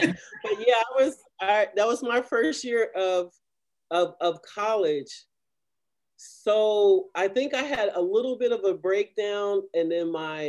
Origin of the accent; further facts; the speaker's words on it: Kentucky, United States; also born or lived in Chicago, Illinois; I was born in Chicago, but I lived in Kentucky with my adopted family.